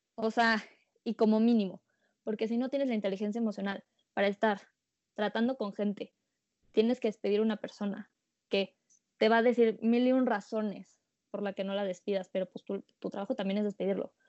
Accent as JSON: {"language": "Spanish", "country": "Mexico", "said": "como mexicanos"}